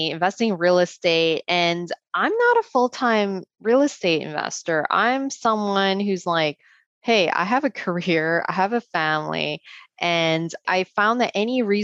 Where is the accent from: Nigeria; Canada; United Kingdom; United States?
Canada; as a Canadian, as a female too